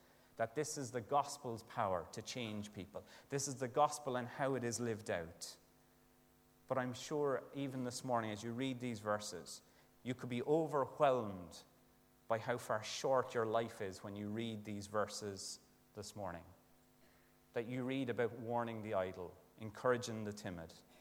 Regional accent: Ireland; as an Irish lad

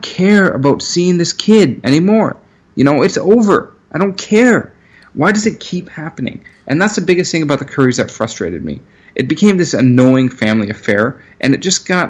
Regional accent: Pefferlaw, Ontario, Canada; I'm just from Pefferlot

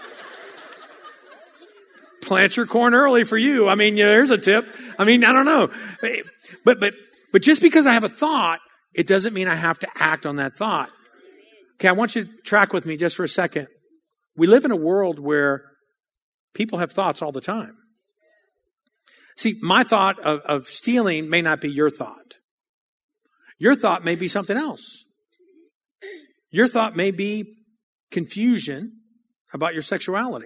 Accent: New Orleans, Louisiana, United States; I grew up on the West Bank of New Orleans

